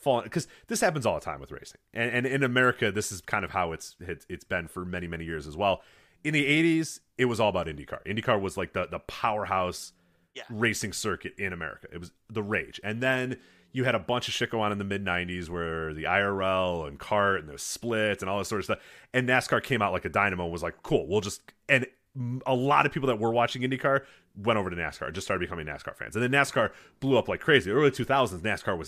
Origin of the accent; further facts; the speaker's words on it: Midwest, United States; I grew up in the Midwest